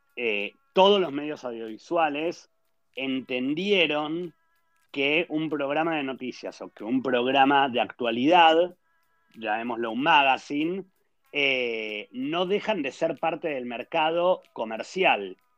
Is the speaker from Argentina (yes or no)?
yes; Argentina; moved away as an adult; now in Israel; yo vengo de Argentina